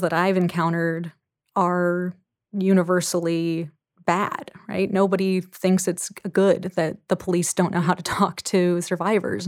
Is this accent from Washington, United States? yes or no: yes; Anacortes, Washington, United States; my hometown of Anacortes